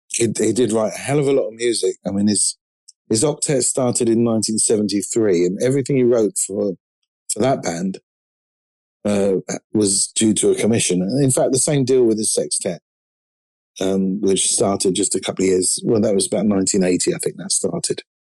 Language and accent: English; London, United Kingdom; I'm from London. I'm a drummer